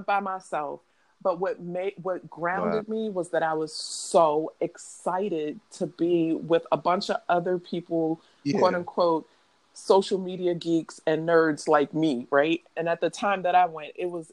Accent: Baltimore, Maryland, United States; I'm from Baltimore

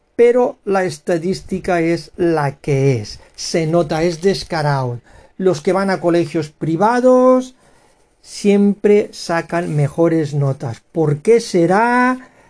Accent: Spain; españoles eh, y ciudadanos tolerantes, abiertos, que queremos una España unida y amigable

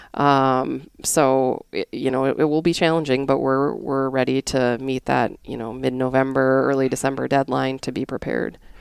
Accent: North Dakota, United States; moved away as an adult; also born or lived in Connecticut; I am originally from North Dakota

